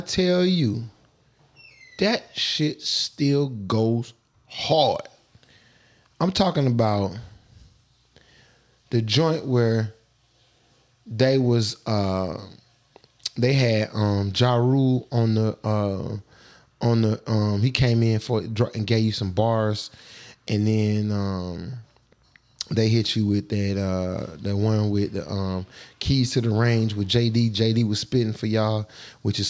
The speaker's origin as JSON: {"language": "English", "town": "Atlanta", "region": "Georgia", "country": "United States", "tie": "born or raised there", "said": "I'm from Atlanta, born and raised."}